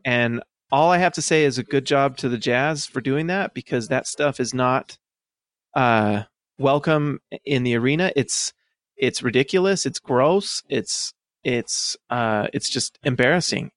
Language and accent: English; United States; also born or lived in Idaho / Salt Lake City, Utah; I grew up in Idaho and Salt Lake.